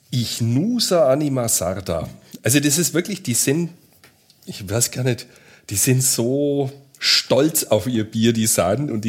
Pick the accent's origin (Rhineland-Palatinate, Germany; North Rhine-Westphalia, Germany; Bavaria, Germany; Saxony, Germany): Bavaria, Germany; Also bei uns in Franken sagt man dazu